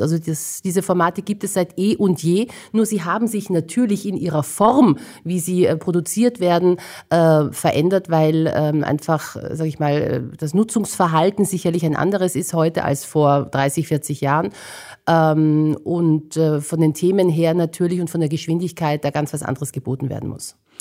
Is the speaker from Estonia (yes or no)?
no; Vienna, Austria; ich bin in Wien geboren und aufgewachsen. Ich bin schon mit Leib und Seele Wienerin